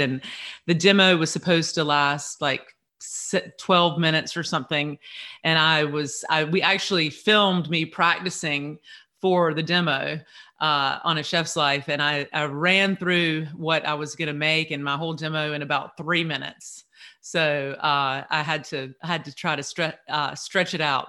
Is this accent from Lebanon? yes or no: no; Eastern North Carolina, United States; I grew up here in Eastern North Carolina